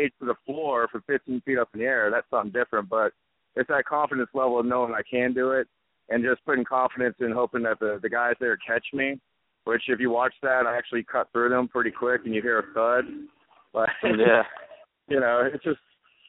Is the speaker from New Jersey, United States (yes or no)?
no; Beaumont, Texas, United States; moved away; also born or lived in Japan; I'm originally from Beaumont, Texas, close to Louisiana